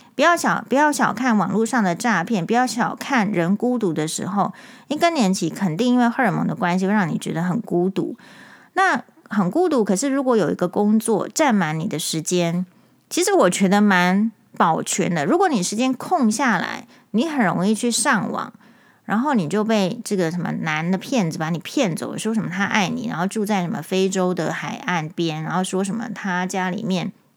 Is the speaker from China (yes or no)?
no; Taiwan; 我们台湾人